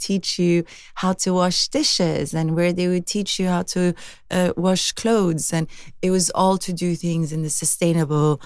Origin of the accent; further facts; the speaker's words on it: Sweden; growing up in Sweden is very idyllic